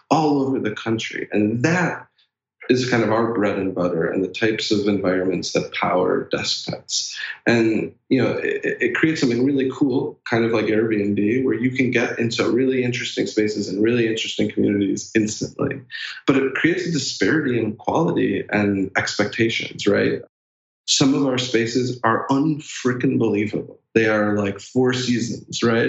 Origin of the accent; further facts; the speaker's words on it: Chicago, Illinois, United States; I'm a Chicago boy